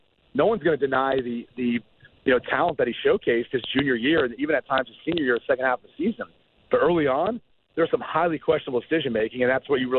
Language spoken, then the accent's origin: English; Columbus, Ohio, United States; I grew up in Columbus, Ohio